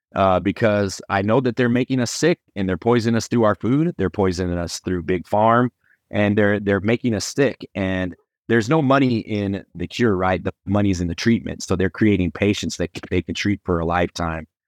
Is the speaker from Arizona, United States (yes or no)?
yes; Phoenix, Arizona, United States; also born or lived in New Mexico; I was born in New Mexico, but I was, when I was real young, my mother took me to Arizona. So, I grew up in Phoenix, Arizona